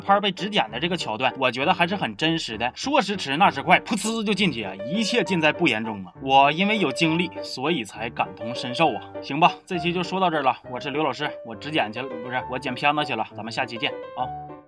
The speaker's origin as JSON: {"language": "Chinese", "region": "Heilongjiang", "country": "China", "tie": "born or raised there", "moved": "yes", "said": "但是我作为一个土生土长的黑龙江人"}